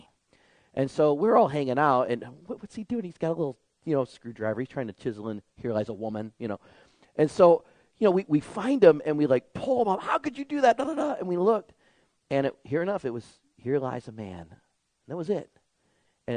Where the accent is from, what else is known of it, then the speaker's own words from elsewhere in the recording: Detroit, Michigan, United States; growing up in Michigan, in the 1980s, the developments of Detroit, the city I lived